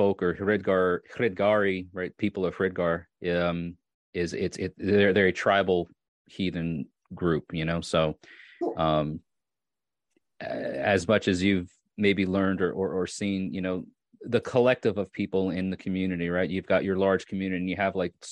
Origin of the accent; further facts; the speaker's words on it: New York, United States; moved away as an adult; now in Tennessee, United States; I grew up in New York where it would snow, you know, 6 feet a year